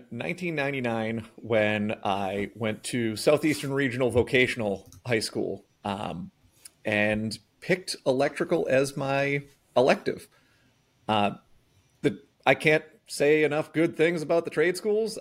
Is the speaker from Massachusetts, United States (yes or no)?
yes; Norton, Massachusetts, United States; I grew up in Norton